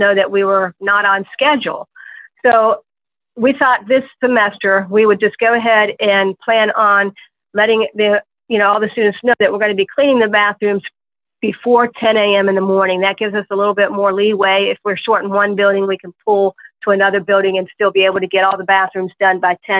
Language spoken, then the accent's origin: English; Ohio, United States; now in West Virginia, United States; I originally am from Ohio